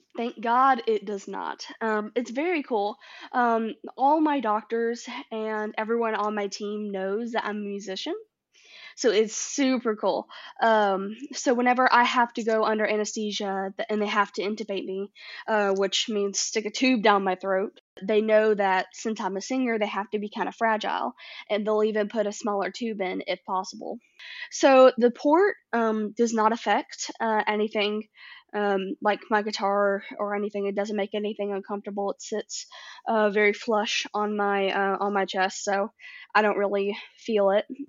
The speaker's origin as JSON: {"language": "English", "town": "Nashville", "region": "Tennessee", "country": "United States", "tie": "born or raised there", "said": "I grew up in Nashville"}